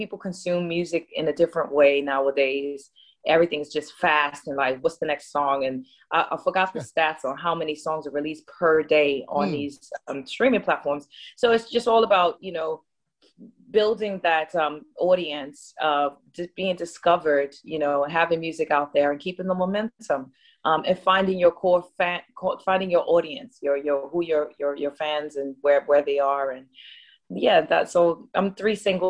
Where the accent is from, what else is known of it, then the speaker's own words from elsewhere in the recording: New Orleans, Louisiana, United States; I'm from New Orleans. So the clarinet is a big, instrument down in my town.